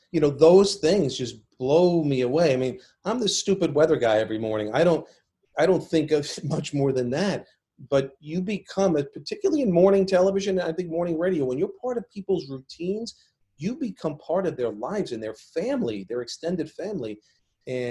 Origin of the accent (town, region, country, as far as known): New York, United States; born or raised there